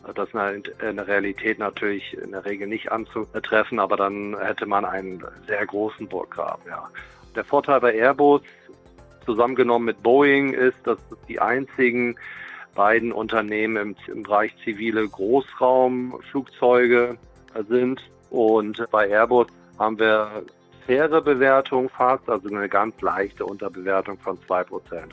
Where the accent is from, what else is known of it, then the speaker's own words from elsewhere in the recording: Germany; als Deutsche